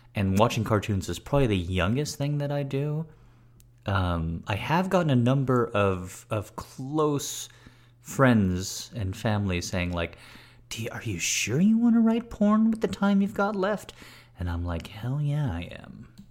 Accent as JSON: {"language": "English", "country": "United States", "said": "I immediately come off as American"}